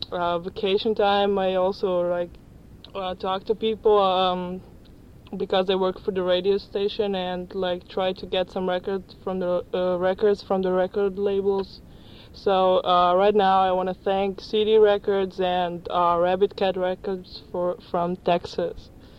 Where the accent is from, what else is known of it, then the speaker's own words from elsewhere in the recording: Ljubljana, Slovenia; I'm from Ljubljana. That's the capital of the northern part of Yugoslavia.